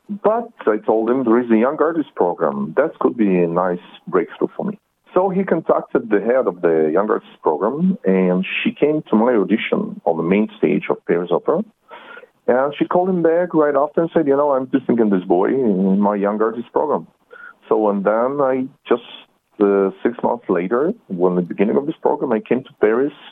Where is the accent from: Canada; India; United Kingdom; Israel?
Israel; English is a second language; also born or lived in Soviet Union; I was born in Soviet Union, but immigrated in Israel, to Israel when I was 16 years old. So I not don't consider myself really Russian.